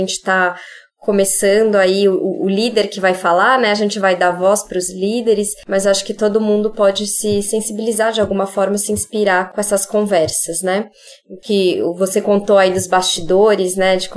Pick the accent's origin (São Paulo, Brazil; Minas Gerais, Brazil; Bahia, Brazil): São Paulo, Brazil; Sou paulistana, tô aqui em São Paulo.